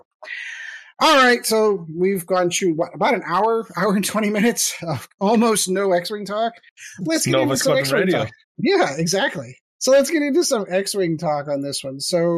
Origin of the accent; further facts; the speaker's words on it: United States; I am an American